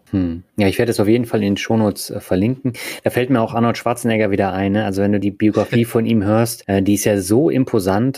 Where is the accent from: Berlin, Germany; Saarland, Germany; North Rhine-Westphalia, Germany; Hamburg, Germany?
Berlin, Germany; moved away; Also ich bin ja auch in Berlin aufgewachsen